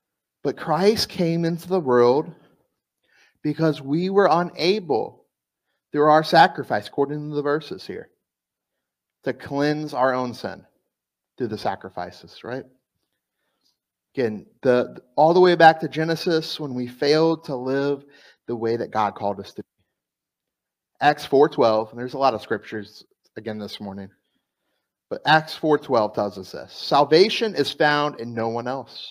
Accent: South Florida, United States; moved away; also born or lived in East Coast; I'm from South Florida

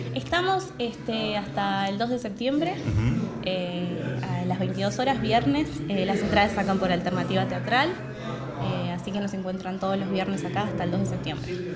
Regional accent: Santa Fe, Argentina; moved away; also born or lived in Buenos Aires; yo soy del interior, yo soy de Santa Fe

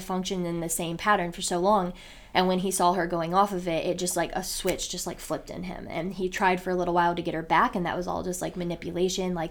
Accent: Elyria, Ohio, United States; moved away as an adult; now in Cleveland, United States; we're originally from Elyria

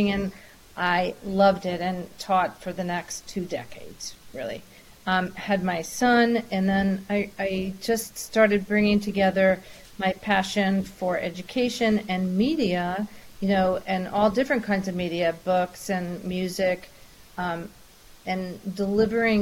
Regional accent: New York City, New York, United States; I grew up in New York City

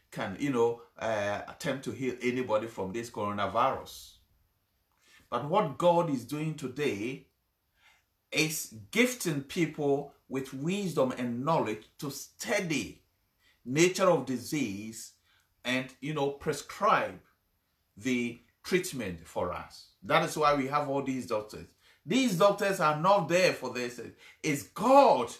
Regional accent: Ghana; I come from Ghana

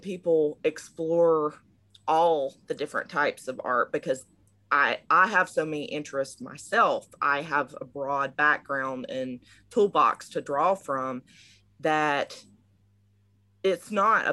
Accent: Georgia, United States; moved away as an adult; now in Maryland, United States; I am originally from Georgia in South of the United States, but currently I'm based out of Maryland because I moved up here for grad school

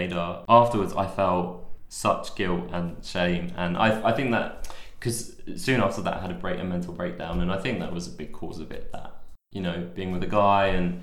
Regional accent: London, United Kingdom; moved away as an adult; also born or lived in Manchester; I'm from London

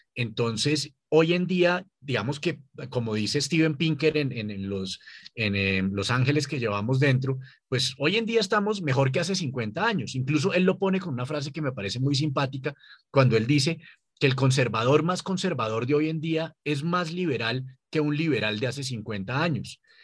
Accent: Colombia; nosotros como colombianos

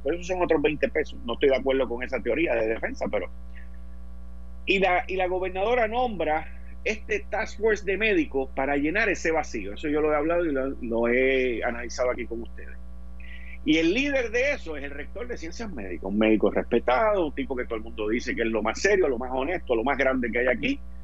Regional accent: Puerto Rico; nosotros en Puerto Rico no tenemos subway

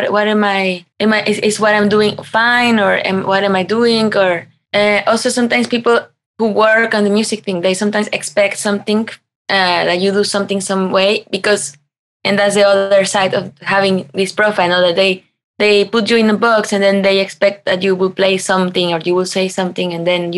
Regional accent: Mexico; English is a second language; also born or lived in Berlin; now in Germany; I come from Mexico

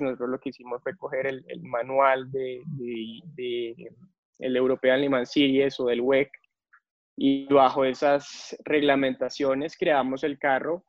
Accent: Colombia

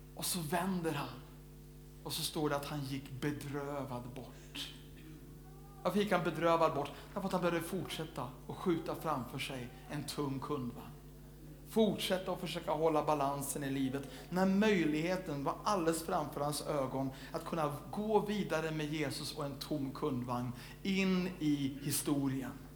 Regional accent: Sweden

